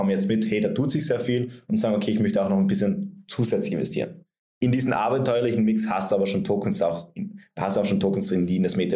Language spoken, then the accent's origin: German; Vienna, Austria; Und jetzt gehe ich als Anleger her und kaufe mir, ich bin aus Wien, ähm, kaufe mir eine Wohnung in Wien